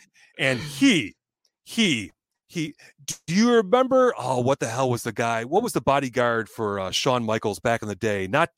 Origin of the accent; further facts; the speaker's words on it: Ireland; I'm Irish. I don't want that woman thinking of me that way ever again.